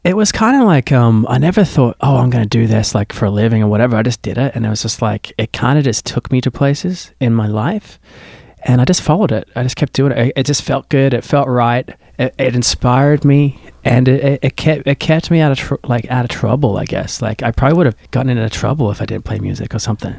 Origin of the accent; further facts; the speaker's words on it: Sydney, New South Wales, Australia; moved away as an adult; now in United States; where I grew up in Sydney, which is like Manly, Warringah area, in the Northern Beaches.